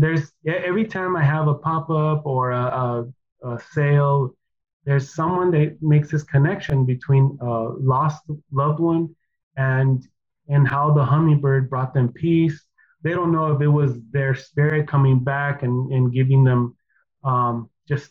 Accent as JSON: {"language": "English", "country": "United States", "tie": "born or raised there", "first_language": "Spanish", "second_language": "English", "said": "growing up here in the States"}